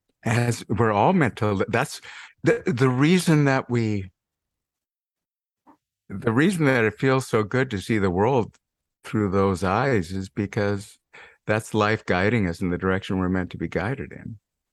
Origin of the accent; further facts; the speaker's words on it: Montana, United States; I grew up in Montana after all.